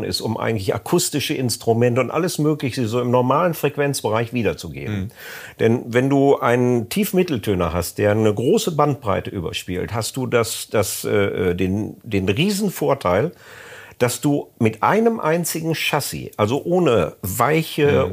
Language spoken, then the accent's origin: German; North Rhine-Westphalia, Germany; bei uns in Ostwestfalen